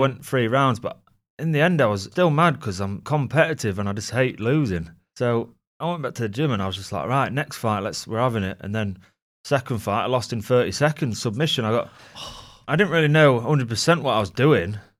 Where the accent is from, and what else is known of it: Gainsborough, East Midlands, United Kingdom; born or raised there